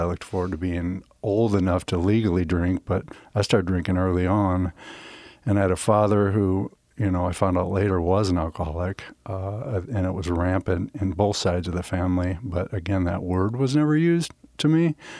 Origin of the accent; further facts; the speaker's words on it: Omaha, Nebraska, United States; moved away as an adult; also born or lived in Denver, Colorado / Nashville; I grew up in the Midwest, uh, Omaha, Nebraska